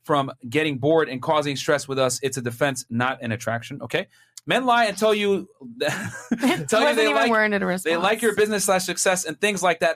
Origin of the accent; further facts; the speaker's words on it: Chicago, Illinois, United States; I'm from Chicago, Illinois